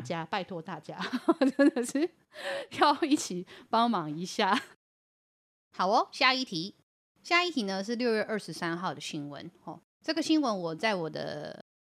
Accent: Yilan County, Taiwan; 我们宜兰人

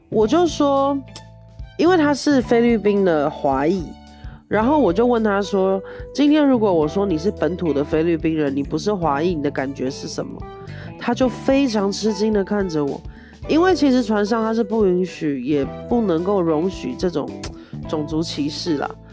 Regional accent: Taiwan; moved away; 我是在台湾出生的， 然后我是台湾人

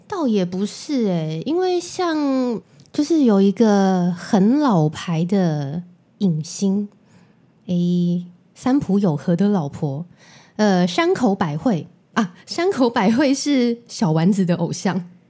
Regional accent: Taiwan; 我们生在南国，台湾还是比较幸福的

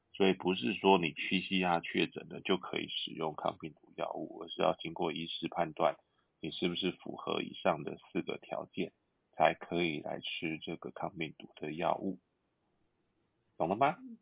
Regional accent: Taiwan; 我们台湾人，也不是西班牙人

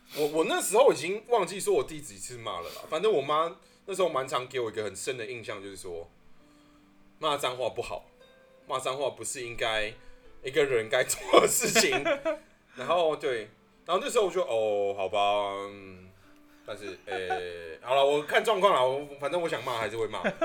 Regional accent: Taipei, Taiwan; now in Yangmei, Taiwan; 我是在台北出生嘛嗯，然后我到就是桃园、杨梅这边之后，我才比较 有接触到很多客家话，因为我们现在的工作环境其实很多客家人，大概是嗯。九成以上

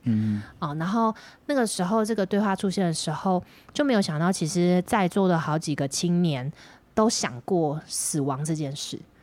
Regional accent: Miaoli County, Taiwan; also born or lived in Taipei; now in Taoyuan, Taiwan; 我是台北出生，然后搬到苗栗的苗栗人

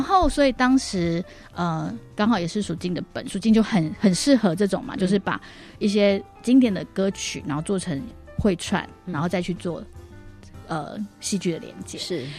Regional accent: Taipei, Taiwan; first language Mandarin; 我其实完全在台北是没有看过这件事情的

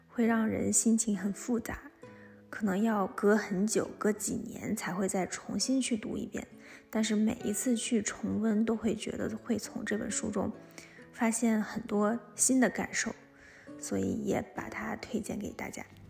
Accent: Changbai Mountain, Jilin, China; now in Beijing, China; 我出生在东北的长白山，现在在北京工作

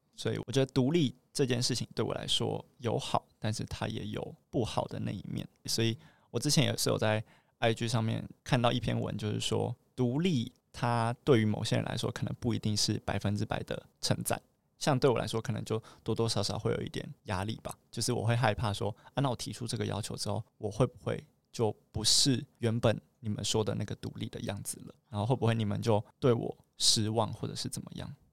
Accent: Taoyuan, Taiwan; 我是来自 桃园的

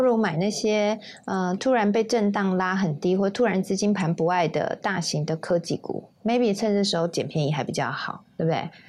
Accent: Taiwan; 我们台湾人

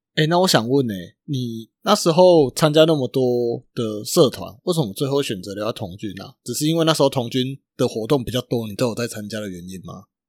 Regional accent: Chiayi, Taiwan; 我嘉义的

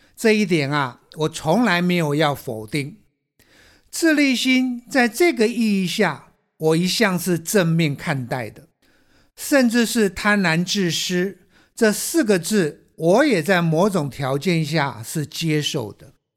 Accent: Taiwan; 我们台湾人

